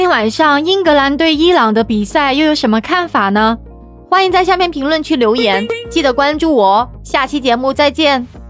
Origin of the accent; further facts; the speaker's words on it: China; 作为中国人